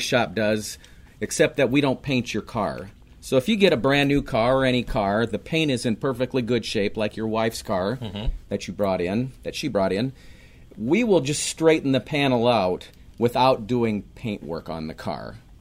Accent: Minneapolis, Minnesota, United States; also born or lived in St. Louis area / Raleigh; now in Apex, United States; Born and raised in Minneapolis.

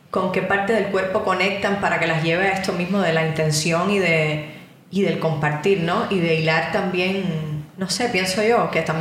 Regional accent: Cuba; moved away; Yo que vengo de Cuba

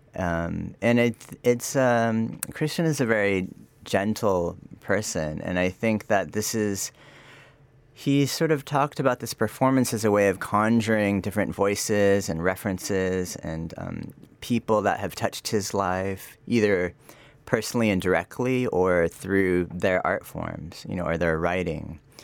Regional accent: Sacramento, California, United States; moved away; also born or lived in United Arab Emirates; I am from Sacramento, California, so, um, I guess, a kid from the suburbs

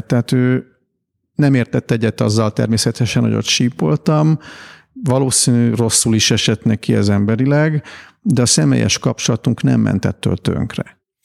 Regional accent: Hungary; én, mint magyar ember

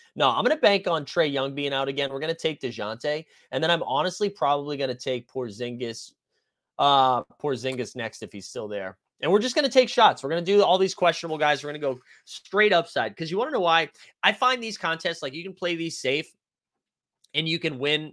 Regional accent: Boston, Massachusetts, United States; moved away as an adult; also born or lived in Tampa; I was from Boston, I lived in Boston for the last four years

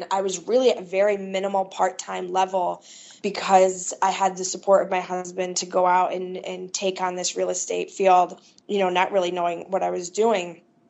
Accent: Midwest, United States; I was from the Midwest

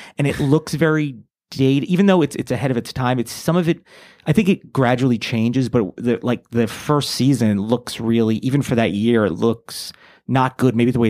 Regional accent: New York, United States; also born or lived in New Jersey; now in Los Angeles, United States; no, I'm from originally from New Jersey, but I grew up about an hour outside of the city in New York. So always in that area. And then now I'm in LA, baby.

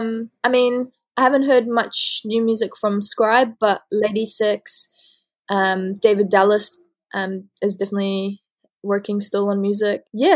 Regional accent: New Zealand; I consider myself as equally Kiwi, well, New Zealander and Iranian.

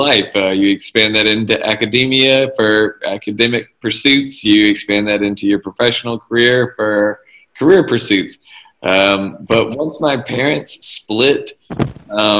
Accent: Jackson, Mississippi, United States; I grew up in Mississippi. And it's very small town mentality. Even though I was from Jackson

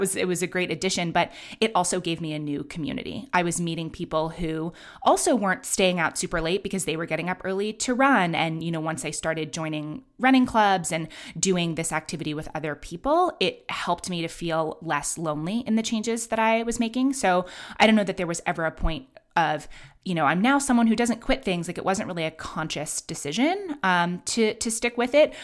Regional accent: New York City, New York, United States; also born or lived in London; I grew up in Manhattan

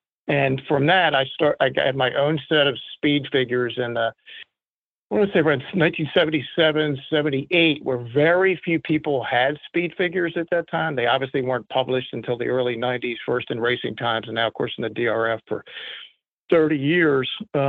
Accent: Baltimore, Maryland, United States; I grew up in Baltimore

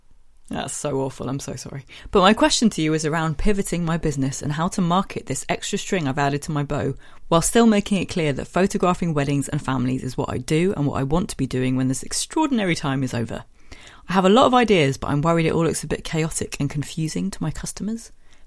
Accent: Yorkshire and the Humber, United Kingdom; I'm from Yorkshire, and you want to say this in a Yorkshire accent?

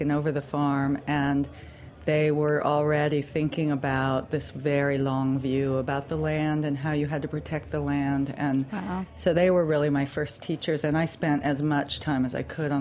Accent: San Francisco Bay Area, California, United States; When I was a kid, I grew up in the San Francisco Bay Area

